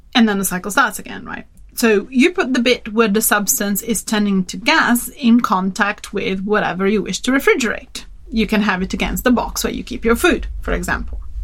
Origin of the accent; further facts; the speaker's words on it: Turin, Piedmont, Italy; Turin, my hometown